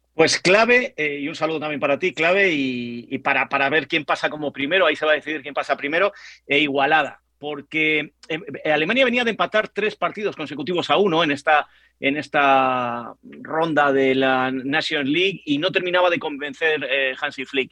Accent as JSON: {"language": "Spanish", "country": "Spain", "said": "hablo como periodista español"}